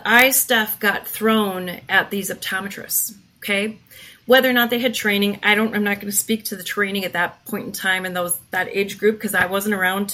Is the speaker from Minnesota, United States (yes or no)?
yes; Minnesota, United States; moved away as an adult; I'm from Minnesota originally